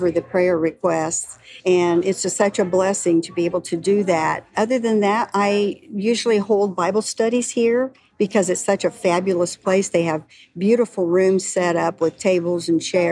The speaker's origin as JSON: {"language": "English", "town": "Kokomo", "region": "Indiana", "country": "United States", "lives_now": "Sharpsville, United States", "said": "I'm originally from Kokomo. I live in Sharpsville, which is about 10 miles south."}